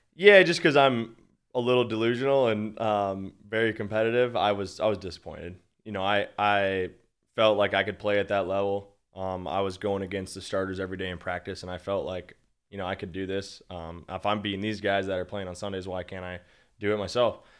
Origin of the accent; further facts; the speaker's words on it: Minnesota, United States; I'm from Minnesota, born and raised, always been a Vikings fan.